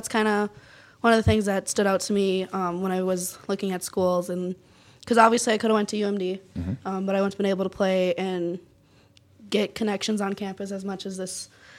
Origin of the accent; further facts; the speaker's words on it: Cloquet, Minnesota, United States; I'm originally from Glauquet, Minnesota, which is up by Duluth, so like four and a half hours away.